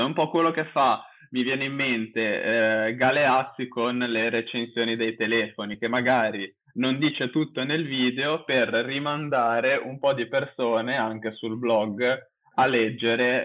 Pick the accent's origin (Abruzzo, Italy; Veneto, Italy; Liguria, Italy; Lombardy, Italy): Liguria, Italy; Genoa; io vivo a Genova, sono di Genova